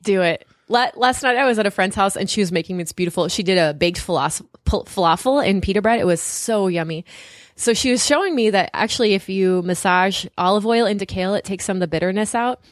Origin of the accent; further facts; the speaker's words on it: Southern California, United States; now in New England, United States; I grew up in Southern California where there's tons of Mexican food